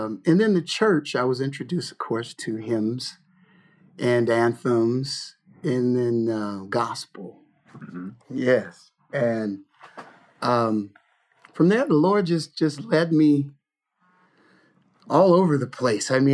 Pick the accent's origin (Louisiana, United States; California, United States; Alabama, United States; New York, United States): California, United States; Lodi; born or raised there; also born or lived in Detroit, Michigan